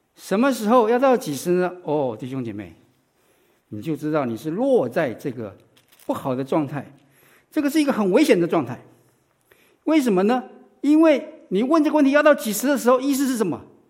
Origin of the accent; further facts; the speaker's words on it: Taiwan; now in United States; 我是在台湾长大的